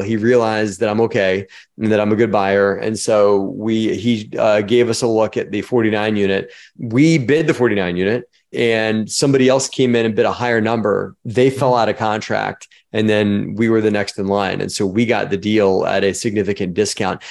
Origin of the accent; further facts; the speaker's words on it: Baltimore, Maryland, United States; moved away; also born or lived in Virginia Tech (college); I was born in Baltimore, Maryland.